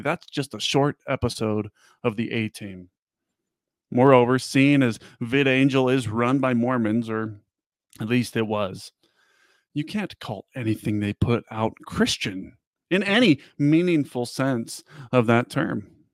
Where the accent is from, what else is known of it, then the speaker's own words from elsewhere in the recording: Las Vegas, Nevada, United States; I grew up in Vegas